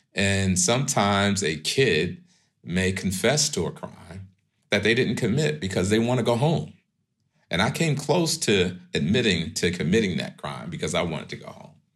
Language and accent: English; New York City, New York, United States; moved away as an adult; also born or lived in Manhattan, New York / Seattle; I grew up in pre-gentrified Crown Heights, uh, that's Brooklyn, New York.